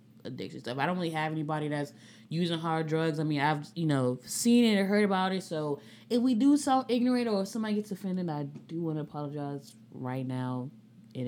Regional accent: Nigeria; I'm also Nigerian

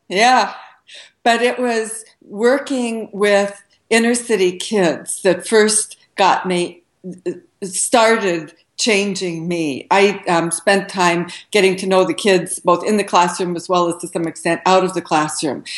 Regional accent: Southern Oregon, United States; moved away as an adult; also born or lived in Seattle, Washington; I grew up in Southern Oregon

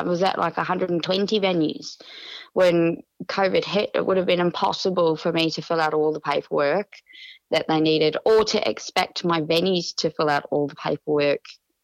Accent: New Zealand; now in Australia; I'm a New Zealander.

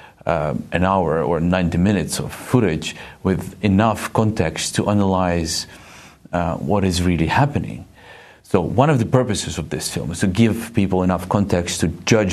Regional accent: Eastern Ukraine, Ukraine; This is my home. I was born in Eastern Ukraine

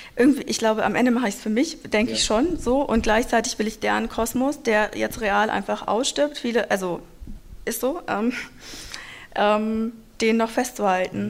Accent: a small town in Hesse, Germany; German is a second language; also born or lived in Moscow; wir eigentlich in einer kleinen Stadt in Hessen die ganze Zeit aufgewachsen sind

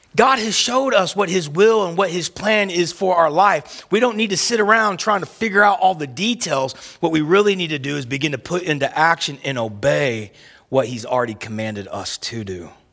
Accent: Oklahoma, United States; where I grew up at in the South and in Oklahoma

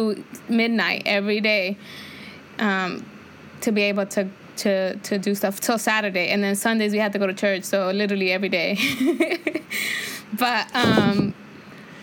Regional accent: California, United States; also born or lived in Santa Barbara; I grew up in the inner city, so I grew up around Latinos and black people

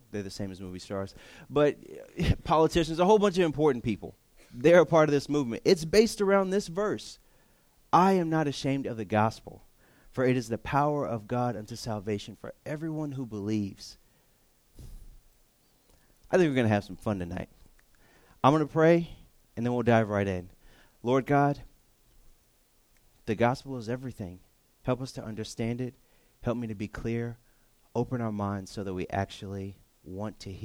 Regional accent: Texas, United States; moved away; I'm from Texas

